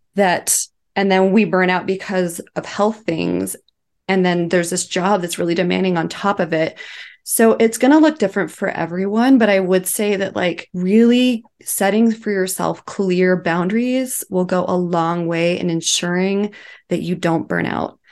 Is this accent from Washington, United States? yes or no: no; Twin Falls, Idaho, United States; I was living in Twin Falls, Idaho, which is my hometown